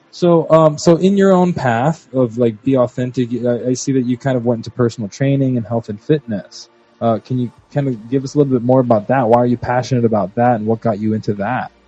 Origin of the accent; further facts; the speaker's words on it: Puerto Rico; from Puerto Rico